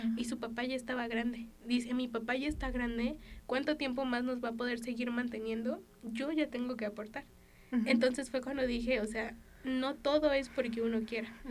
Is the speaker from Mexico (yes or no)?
yes; Mexico